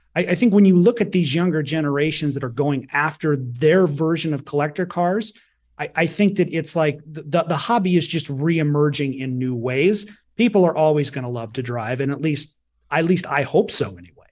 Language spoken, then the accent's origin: English; Detroit, Michigan, United States; I was from Detroit